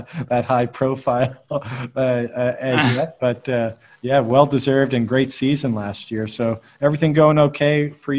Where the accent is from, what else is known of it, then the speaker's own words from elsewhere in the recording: Canada; Well, I'm Canadian as well, right?